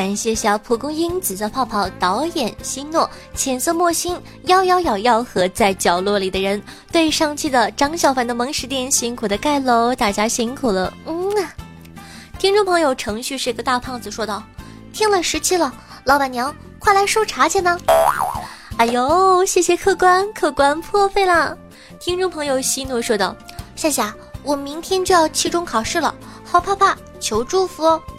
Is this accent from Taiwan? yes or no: no; Northeast China, China; 可能我这个人反应慢，再说我也是东北的。他一说大妹子，我就下意识的回了一句“欧了，大哥”，一股浓浓的大碴子味儿